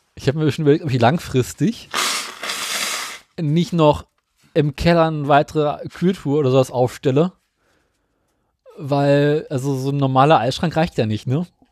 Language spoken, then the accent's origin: German; Berlin, Germany; bei uns in Berlin